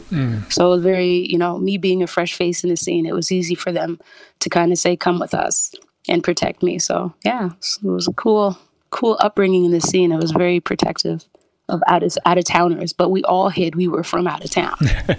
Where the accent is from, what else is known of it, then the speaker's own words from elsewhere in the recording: Canada; accent: Canadian; they thought my Canadian accent even sounded Jamaican, like more Jamaican at that time.